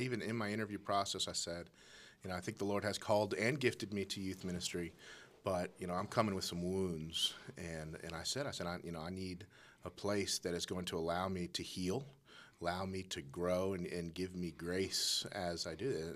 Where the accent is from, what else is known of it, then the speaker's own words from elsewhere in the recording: Colorado Springs, Colorado, United States; I was born, born and raised in Colorado Springs